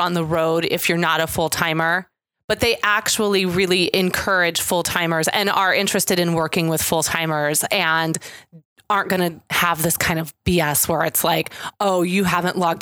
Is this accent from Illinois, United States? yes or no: yes; Chicago, Illinois, United States; I'm from Chicago